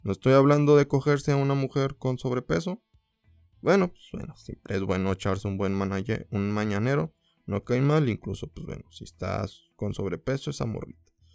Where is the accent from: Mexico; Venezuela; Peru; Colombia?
Mexico; Torreón, Coahuila; born or raised there